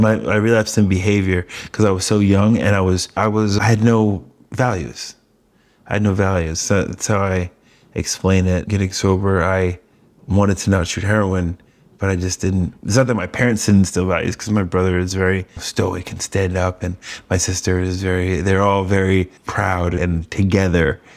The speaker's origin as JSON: {"language": "English", "region": "New York", "country": "United States", "also_born_or_lived": "Coachella Valley", "moved": "yes", "lives_now": "San Diego, United States", "said": "I'm being from New York"}